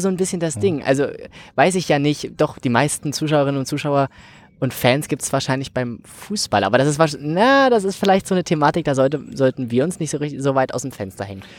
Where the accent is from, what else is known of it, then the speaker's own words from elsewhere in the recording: Saxony-Anhalt, Germany; bei uns in Sachsen-Anhalt